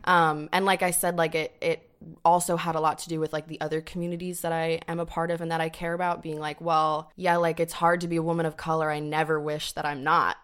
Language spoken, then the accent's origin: English; upstate New York, United States; moved away; I'm from upstate New York